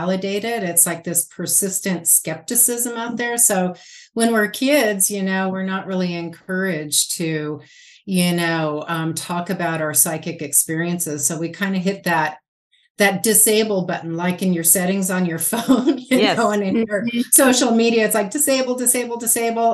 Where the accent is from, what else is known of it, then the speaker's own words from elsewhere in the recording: Los Angeles, California, United States; now in Spokane, United States; I was raised in Southern California.